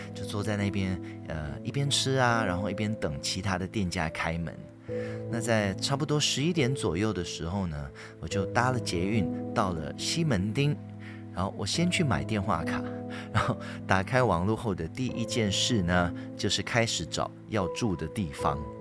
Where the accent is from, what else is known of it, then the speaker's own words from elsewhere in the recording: Malaysia; moved away as an adult; now in Taipei, Taiwan; 我在马来西亚从小到大的一些撞鬼经验